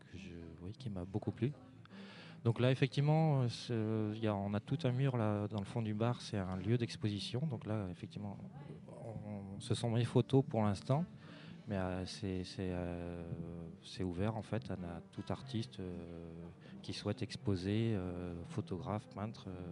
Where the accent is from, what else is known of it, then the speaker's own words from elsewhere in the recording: Vannes, Brittany, France; Je viens de pas très loin. Je, je suis vantais d'origine